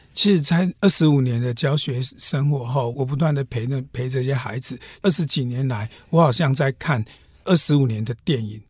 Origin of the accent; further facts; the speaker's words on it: Hualien County, Taiwan; 富里市其实我们花莲最南的一个乡镇